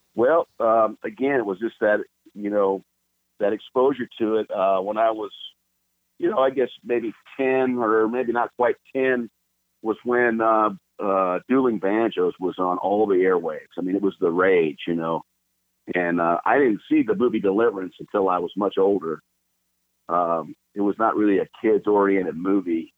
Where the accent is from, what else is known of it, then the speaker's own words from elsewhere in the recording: Los Angeles, California, United States; I was born in Los Angeles uh, proper, Los Angeles, California, really? and uh, both my parents were born there as well. And um, so I'm a native Californian